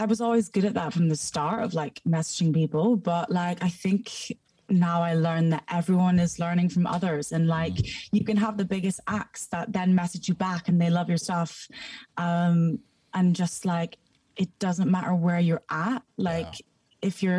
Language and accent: English; Scotland, United Kingdom; accent: Scottish; also born or lived in Houston, Texas, United States; now in London, United Kingdom; Born in America, moved to Scotland, and now I'm in London.